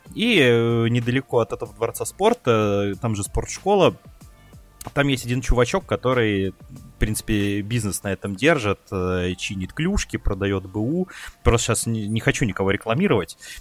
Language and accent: Russian; Ryazan, Ryazan Oblast, Russia; я просто, кстати, из Рязани